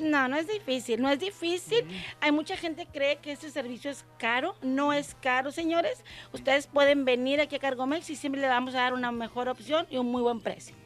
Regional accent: Monterrey, Nuevo León, Mexico; yo soy de Monterrey, Nuevo León

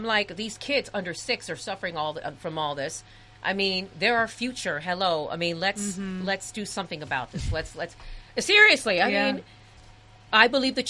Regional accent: New York City, New York, United States; I am from the projects. I grew up in the projects, and I grew up in the Upper West Side

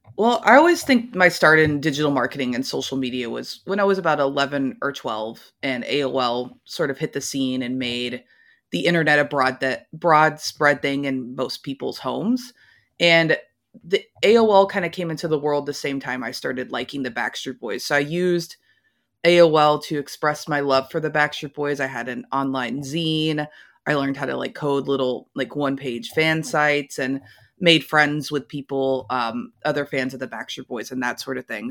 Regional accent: Louisville, Kentucky, United States; I'm from Louisville, Kentucky, not exactly a music mecca

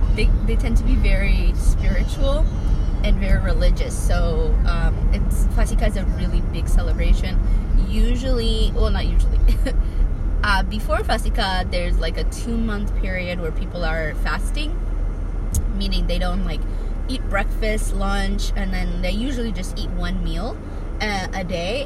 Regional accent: Ethiopia; moved away; when I was growing up in Ethiopia

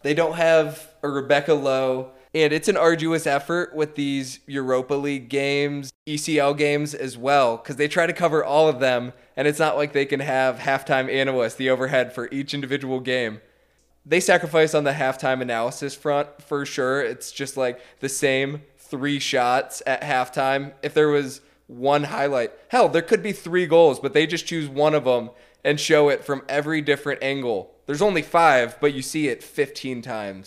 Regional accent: United States; as an American

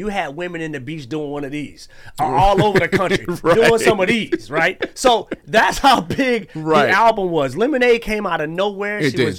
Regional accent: Texas, United States; I was born in Texas.

